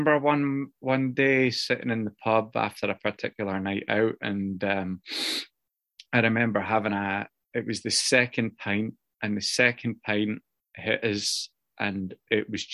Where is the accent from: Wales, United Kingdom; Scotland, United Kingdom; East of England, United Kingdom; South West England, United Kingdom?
Scotland, United Kingdom; now in Newcastle, United Kingdom; Where I grew up in Scotland, a wee village, and it's a working class village